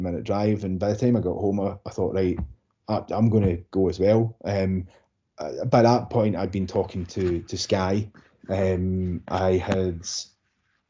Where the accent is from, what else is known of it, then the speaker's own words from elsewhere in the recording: Glasgow, Scotland, United Kingdom; I'm from Kirkcartan, the south side of Glasgow